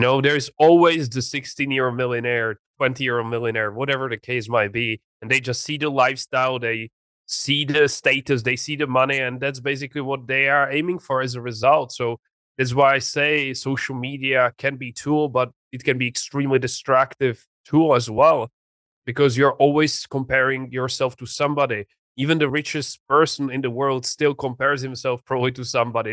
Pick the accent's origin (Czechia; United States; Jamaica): Czechia; English is a second language; moved away as an adult; also born or lived in England; I grew up in a very small city uh, in the Czech Republic.